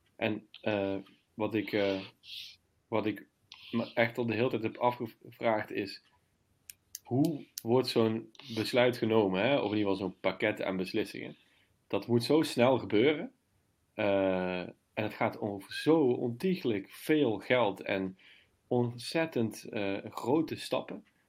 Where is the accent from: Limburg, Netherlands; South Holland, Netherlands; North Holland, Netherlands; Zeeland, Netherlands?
Limburg, Netherlands; ik ben zelf Limburger